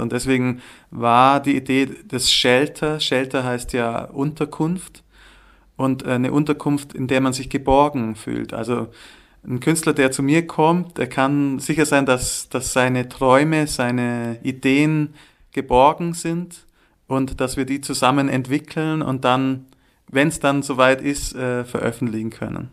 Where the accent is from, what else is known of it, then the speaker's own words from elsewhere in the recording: Allgäu, Bavaria, Germany; also born or lived in Munich / Würzburg; now in Zürich, Switzerland; im Allgäu, wo ich herkomme, also wo meine Wurzeln auch sind